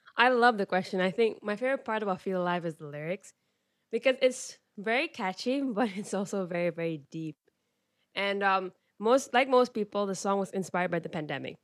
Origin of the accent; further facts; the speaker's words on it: Malaysia; I'm from Malaysia